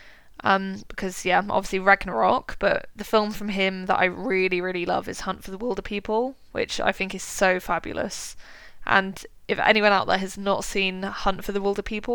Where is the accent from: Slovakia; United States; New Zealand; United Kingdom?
United Kingdom; us as British people